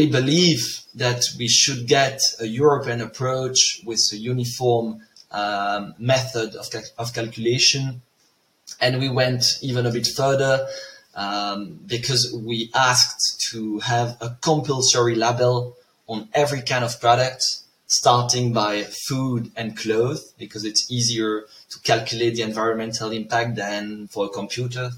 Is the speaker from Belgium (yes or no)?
yes; a small village near Tournai, Wallonia, Belgium; moved away as an adult; also born or lived in Brussels, Belgium / Leuven, Belgium; now in Zurich, Switzerland; I come from Belgium, a small village near Tournai.